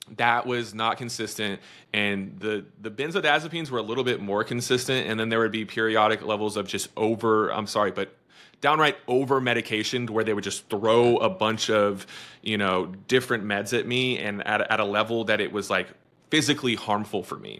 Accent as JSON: {"language": "English", "region": "Texas", "country": "United States", "said": "I'm from Texas"}